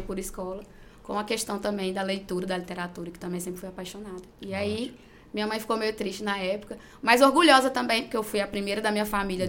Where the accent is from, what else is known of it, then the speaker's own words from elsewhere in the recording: Gurupi, Tocantins, Brazil; eu nasci mesmo em Gurupi, sou gurupiense da Gema